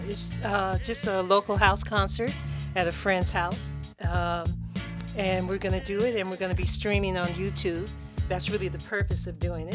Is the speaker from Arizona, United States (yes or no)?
no; Oakland, California, United States; also born or lived in San Francisco, California / Berkeley, California; I was born in San Francisco.